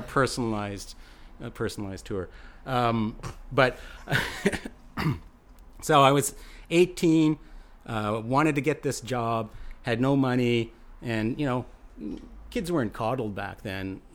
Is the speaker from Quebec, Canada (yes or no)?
no; Alberta, Canada; now in British Columbia, Canada; I come from Alberta